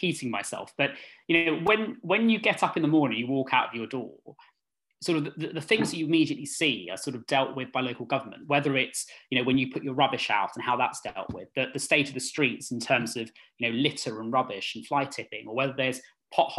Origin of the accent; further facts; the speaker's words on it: London, United Kingdom; I've lived in Ealing all my life. So I grew up in Northfields